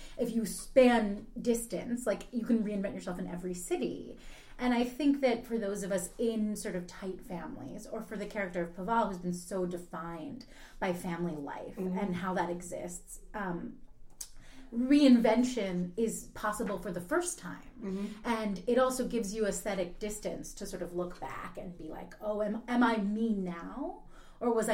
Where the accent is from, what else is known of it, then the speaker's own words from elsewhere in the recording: Philadelphia, Pennsylvania, United States; I grew up in Philadelphia